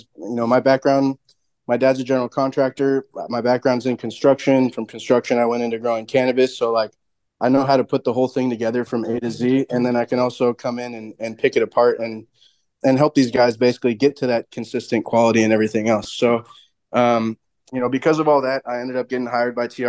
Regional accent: Seattle, Washington, United States; I'm originally from Seattle

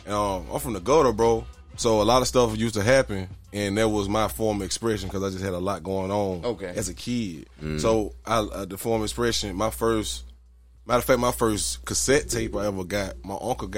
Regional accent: Birmingham, Alabama, United States; I'm from Birmingham, Alabama, West Side.

